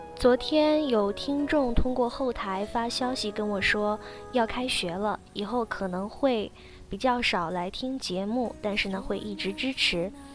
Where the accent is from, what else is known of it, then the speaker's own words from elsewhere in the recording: China; 我们中国人